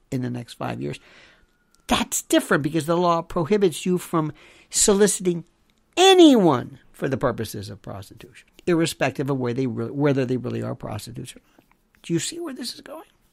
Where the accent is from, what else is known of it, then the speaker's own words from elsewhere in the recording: Florida, United States; Florida, my home state